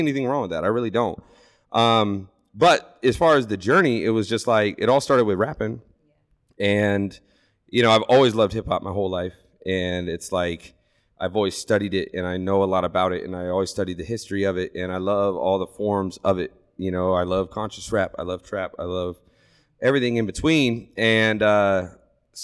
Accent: Lancaster, Ohio, United States; I came from a small town. I'm from Lancaster.

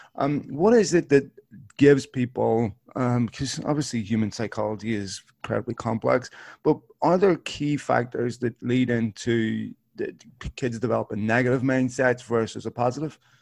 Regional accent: Belfast, Northern Ireland, United Kingdom; I grew up in North Belfast

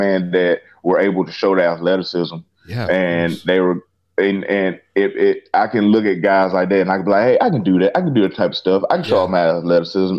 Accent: Clinton, South Carolina, United States; a grocery store in my hometown of Clinton, South Carolina

